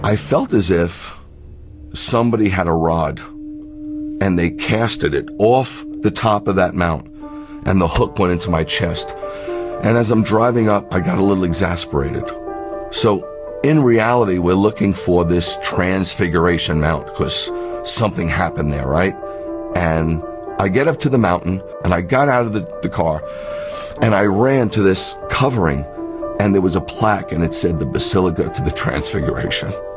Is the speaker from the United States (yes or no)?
yes; New York City, New York, United States; now in Georgia, United States; I live in Georgia currently, born and raised in New York City.